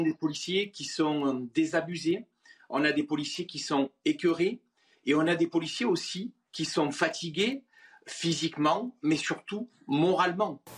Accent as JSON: {"language": "French", "town": "Marseille", "region": "Provence-Alpes-Côte d'Azur", "country": "France", "said": "je suis Marseillais"}